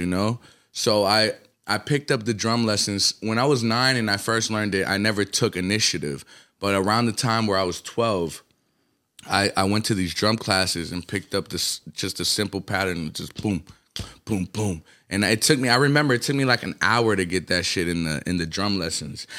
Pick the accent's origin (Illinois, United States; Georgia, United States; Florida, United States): Georgia, United States; Atlanta; also born or lived in Colombia / New York; my formative, like, who I was around and what created, you know what I'm saying? It's, I'll give it to Atlanta